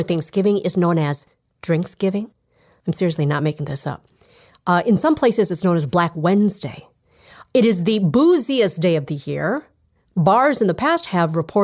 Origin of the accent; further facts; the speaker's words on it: Minnesota, United States; my home state of Minnesota